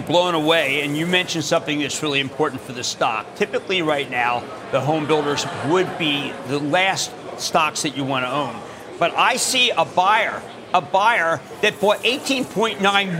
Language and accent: English; Philadelphia, Pennsylvania, United States; I'm from Philadelphia. I'm from about 10 minutes from where you are